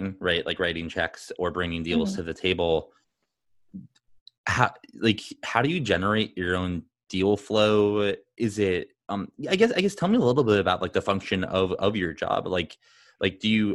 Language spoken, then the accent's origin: English; Phoenix, Arizona, United States; I grew up in Arizona, in Phoenix, Arizona